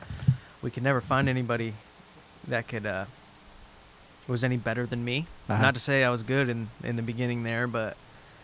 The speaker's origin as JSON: {"language": "English", "town": "Dawsonville", "region": "Georgia", "country": "United States", "tie": "born or raised there", "said": "I grew up in Dawsonville"}